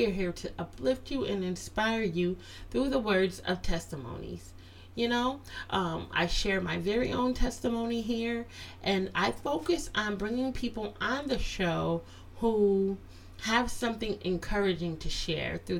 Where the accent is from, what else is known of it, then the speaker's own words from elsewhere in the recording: Connecticut, United States; also born or lived in Virginia; I was born in Virginia but raised here in Connecticut